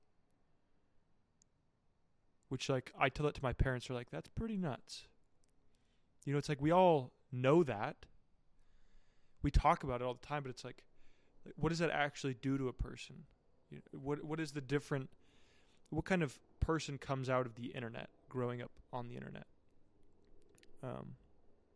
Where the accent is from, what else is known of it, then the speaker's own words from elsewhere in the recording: United States; moved away; I'm from a small town, and so, like, well, not so, like, it's, like, there's just not a lot of people.